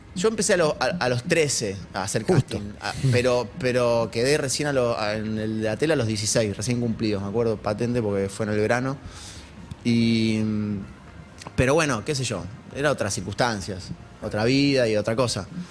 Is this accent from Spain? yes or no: no; Argentina; si bien era chico, como cualquier argentino